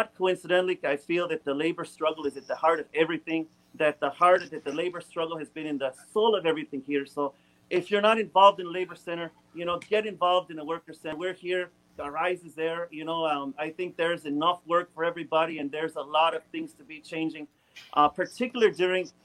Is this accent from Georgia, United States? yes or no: no; DuPage County, Illinois, United States; grew up in DuPage County.